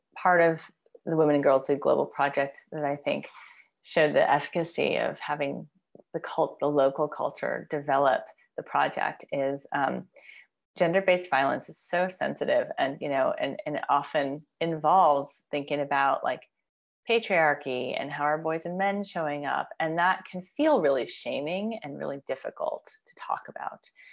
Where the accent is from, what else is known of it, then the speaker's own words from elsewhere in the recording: United States; as an American, as a Westerner